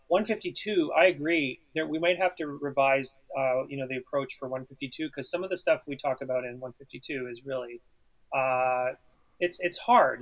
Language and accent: English; Ottawa, Ontario, Canada; as a student in Ontario, uh, in, growing up in Ottawa